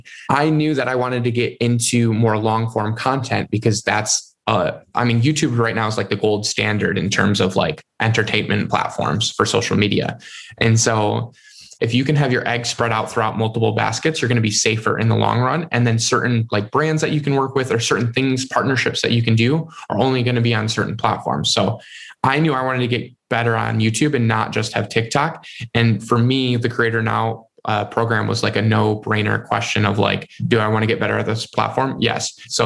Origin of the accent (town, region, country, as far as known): Michigan, United States